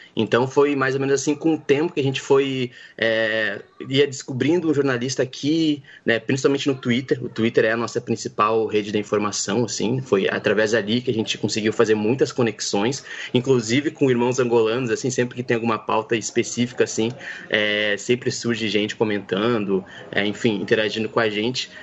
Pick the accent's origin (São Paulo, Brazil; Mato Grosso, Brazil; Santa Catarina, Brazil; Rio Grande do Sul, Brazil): Rio Grande do Sul, Brazil; São Gabriel; now in Rio de Janeiro, Brazil; minha querida São Gabriel.